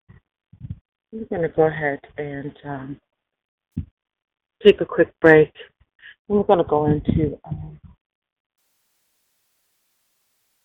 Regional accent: United States; We're from the United States. We're a first world country

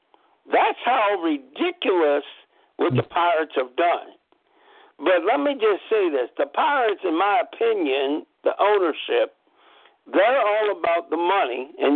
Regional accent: Cleveland, Ohio, United States; After all, I'm from Cleveland.

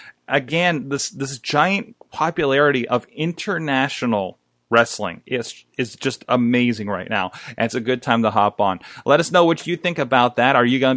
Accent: United States

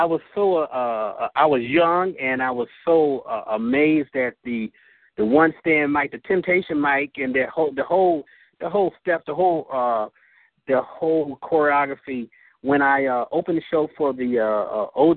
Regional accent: Niagara Falls, New York, United States; moved away as an adult; now in California, United States; I'm in California. I'm originally from Niagara Falls, New York.

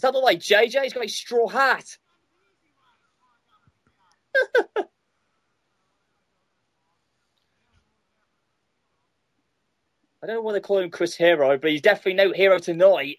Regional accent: United Kingdom; He's from the same hometown as I am

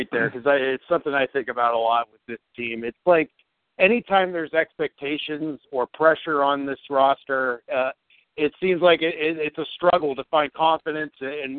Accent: Youngstown, Ohio, United States; now in Columbus, United States; from Youngstown to CBUS.

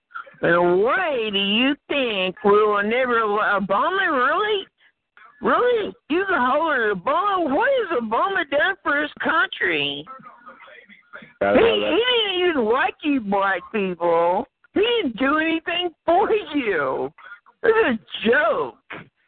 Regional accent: United States; I'm from the United States. I'm a white person. I was born here. My ancestors were born here.

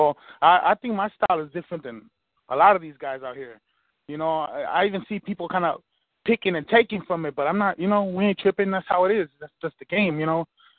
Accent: Pasadena, California, United States; I'm from Pasadena, California, out here in LA County.

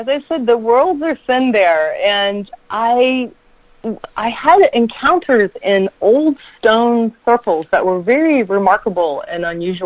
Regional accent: Virginia, United States; now in Central Coast, California, United States; I grew up in Virginia

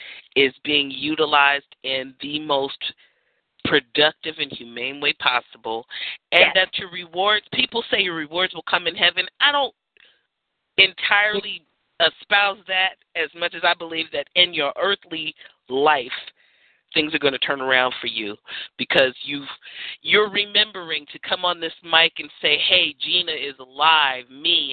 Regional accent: San Francisco, California, United States; But I grew up in the Haight-Ashbury, so everybody else was.

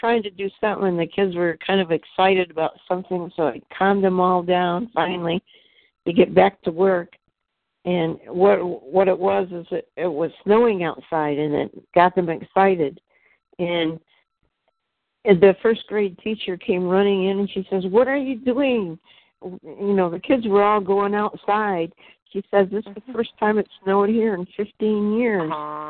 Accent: Great Lakes, United States; and I came from the Great Lakes area where the snow is pretty heavy.

